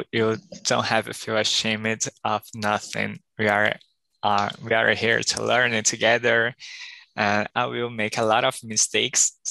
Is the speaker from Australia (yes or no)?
no; Belém, Pará, Brazil; now in São Paulo, Brazil; I am from I, I live in São Paulo, but I was born in Belém do Pará. I am 26 years old